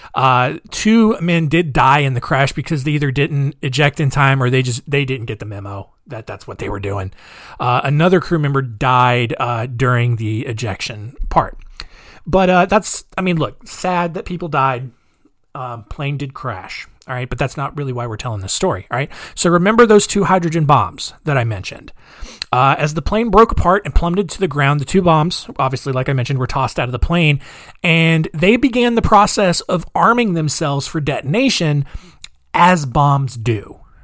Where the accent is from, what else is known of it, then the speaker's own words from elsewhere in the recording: Goldsboro, North Carolina, United States; my hometown of Goldsboro, North Carolina